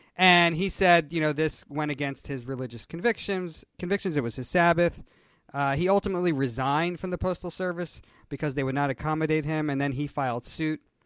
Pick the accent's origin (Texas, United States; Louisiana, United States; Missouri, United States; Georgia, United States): Georgia, United States; Atlanta; moved away as an adult; I am from Atlanta. I spent uh, the first how many years? The first 35, 37 years of my life uh, in Atlanta, and I grew up in this community.